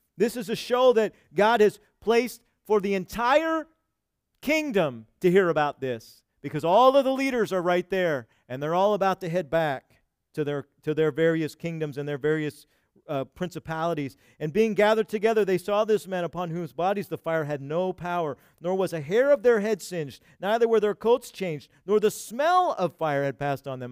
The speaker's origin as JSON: {"language": "English", "country": "United States", "said": "we've had it so comfortable here in America as American Christians."}